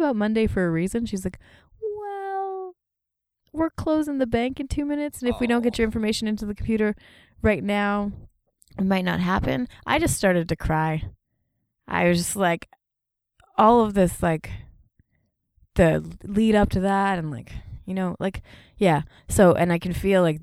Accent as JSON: {"language": "English", "country": "Canada", "moved": "as an adult", "lives_now": "United States", "said": "I'm also Canadian"}